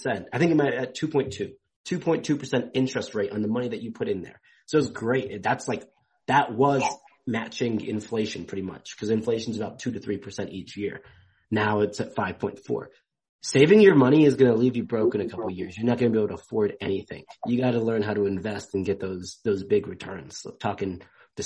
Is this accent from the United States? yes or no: no; England, United Kingdom; I'm from England.